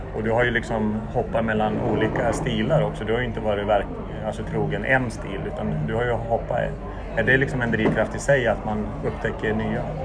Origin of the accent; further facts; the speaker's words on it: Sollefteå, Västernorrland County, Sweden; Det var en sketen byhåla i Norrland där jag växte upp, eh, Sollefteå.